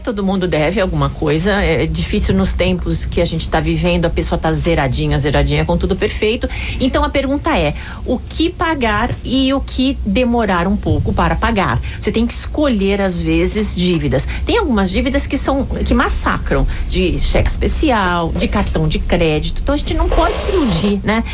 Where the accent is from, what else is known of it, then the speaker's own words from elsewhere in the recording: Brazil; Nós somos brasileiros